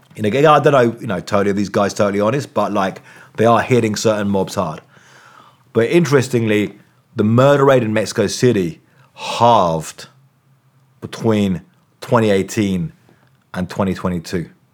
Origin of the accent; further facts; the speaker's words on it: England, United Kingdom; I'm from England.